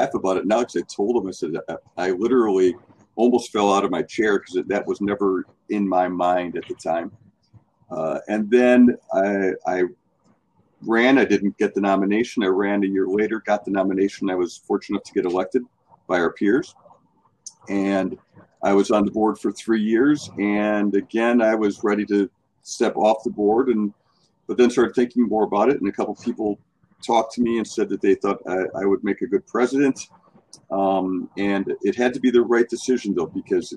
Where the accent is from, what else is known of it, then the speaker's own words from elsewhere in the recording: Palmyra, Wisconsin, United States; moved away as an adult; also born or lived in Mojave Desert, California; now in Milwaukee, United States; my hometown of Palmyra